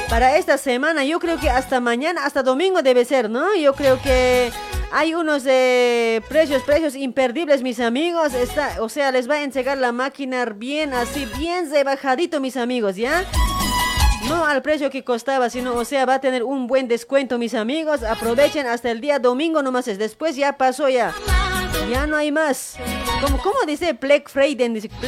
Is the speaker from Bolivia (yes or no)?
yes; La Paz, Bolivia; now in Argentina; Sí, sí, yo soy de La Paz y vivo acá en Argentina